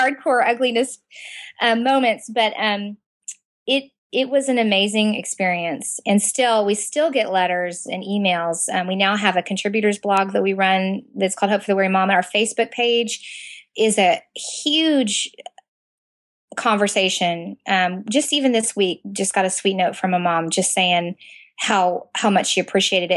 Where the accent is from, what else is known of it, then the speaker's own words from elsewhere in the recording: Southern Indiana, United States; moved away as an adult; now in Central Florida, United States; I was born and raised in Southern Indiana